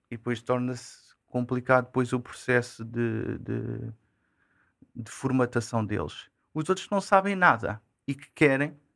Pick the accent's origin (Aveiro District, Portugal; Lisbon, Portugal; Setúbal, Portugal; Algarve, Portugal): Lisbon, Portugal; Odivelas; E, e foi daí, sou, sou de Odivelas.